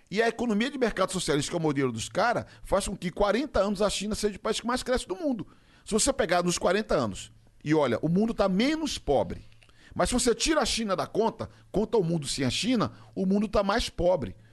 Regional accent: Rio de Janeiro, Brazil; Sou carioca.

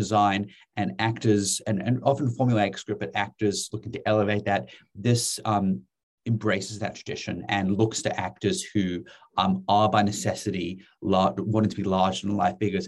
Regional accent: Western Cape, South Africa; I grew up in the Southern Cape

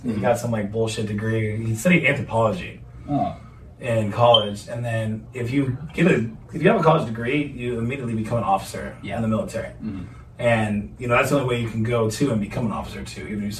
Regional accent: Fort Worth, Texas, United States; was actually conceived in Rhode Island and then birthed here. And, interesting story. I was born on the Navy base here out in Fort Worth, Carswell.

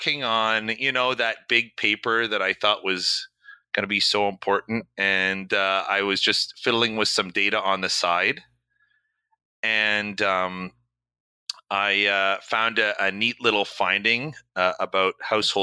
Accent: Canada; moved away as an adult; now in New York, United States; I'm originally from Canada. I've been here maybe since 2000, so coming up 17 years in the United States.

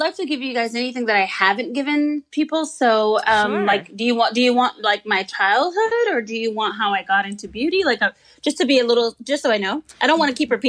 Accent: Compton, California, United States; also born or lived in Long Beach, California; I was born in Long Beach, California, and I grew up in Compton, California.

